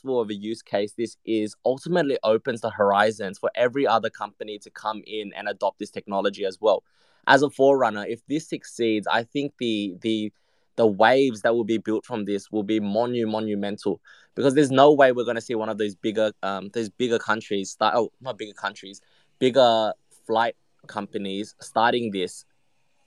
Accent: Vietnam; moved away; my home country of Vietnam

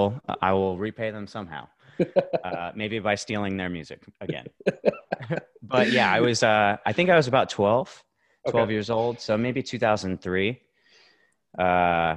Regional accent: Arizona, United States; I am from Arizona, a.k.a. the surface of the sun.

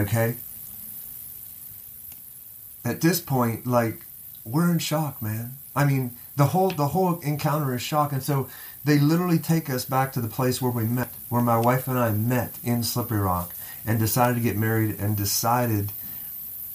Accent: Johnstown, Pennsylvania, United States; moved away; I was born on David Street

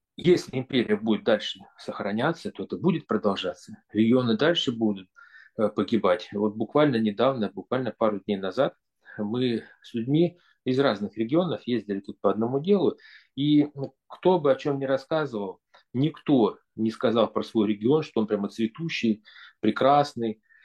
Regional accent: Novosibirsk, Novosibirsk Oblast, Russia; moved away as an adult; я человек, рожденный в Новосибирске

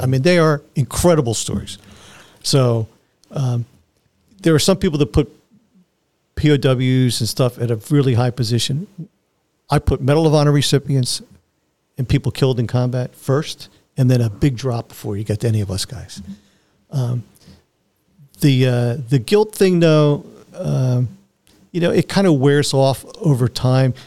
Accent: Philadelphia, Pennsylvania, United States; I grew up in Philly, so I was used to heat and humidity

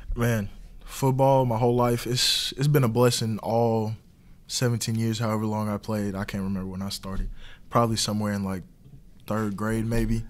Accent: Texas, United States; we're both from Texas

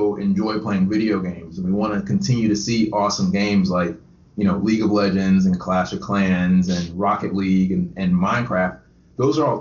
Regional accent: Conyers, Georgia, United States; moved away as an adult; also born or lived in Statesboro, Georgia; now in Tampa, United States; I grew up right outside of Atlanta in a city called Conyers

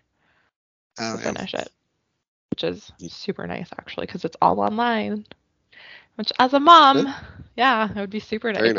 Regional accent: Canada; I'm Canadian

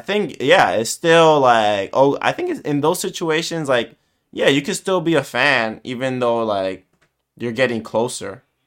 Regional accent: New York City, New York, United States; I'm from New York

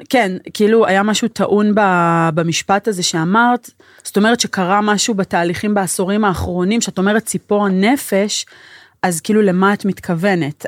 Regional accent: Neve Shalom, Israel; בתור מישהי שגדלה בנווה

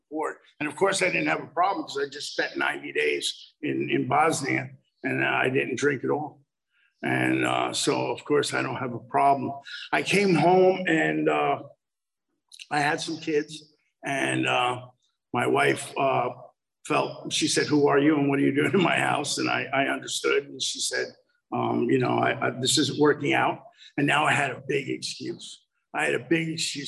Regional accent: United States; I grew up just outside of New York City in a very affluent area

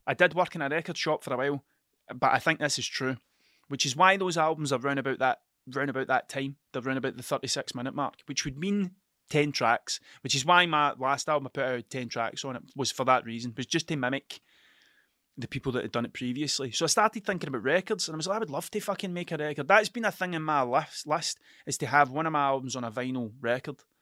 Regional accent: Scotland, United Kingdom; accent: Scottish; my Scottish accent

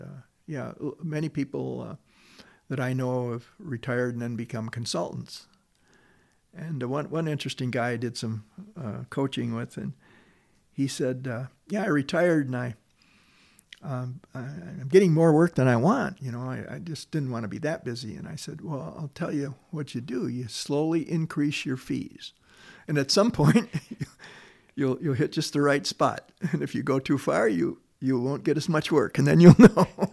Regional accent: Detroit, Michigan, United States; growing up in Detroit

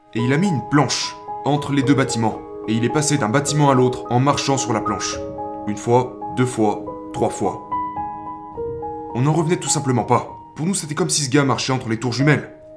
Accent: New Zealand; quand j'étais enfant, j'ai grandi en Nouvelle-Zélande, dans une région très rurale.

